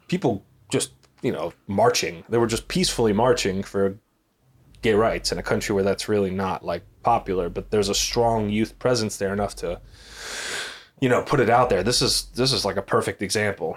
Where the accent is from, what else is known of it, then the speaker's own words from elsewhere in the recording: United States; we're American